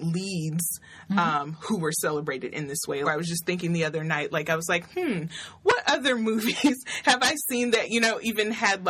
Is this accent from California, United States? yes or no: no; Nashville, Tennessee, United States; In Nashville, Tennessee, and... growing up, I can say that brown skin was definitely not something that I saw celebrated.